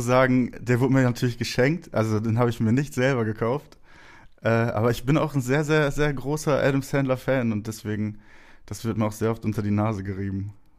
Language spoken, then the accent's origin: German; Herne, North Rhine-Westphalia, Germany; ich wurde im Ruhrgebiet geboren, in Wanne-Eickel